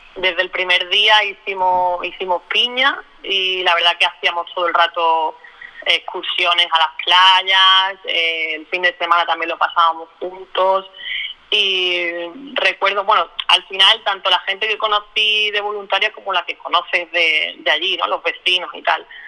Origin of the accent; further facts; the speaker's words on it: Málaga, Andalusia, Spain; soy de Málaga